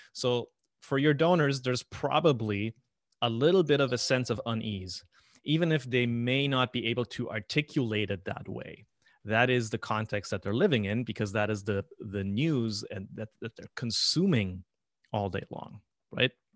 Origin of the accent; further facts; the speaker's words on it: Paraguay; moved away; I was born in Paraguay